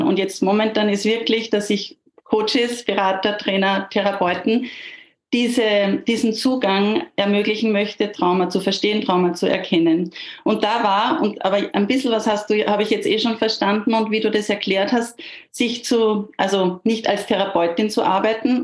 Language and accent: German; near Gmunden, Upper Austria, Austria; ich bin aus Österreich, aus in der Nähe von Gmunden.